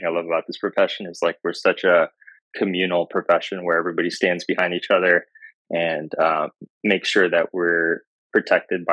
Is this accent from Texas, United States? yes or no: yes; Houston, Texas, United States; moved away as an adult; also born or lived in Africa; now in Austin, United States; I'm originally from Houston, but I was born in Africa.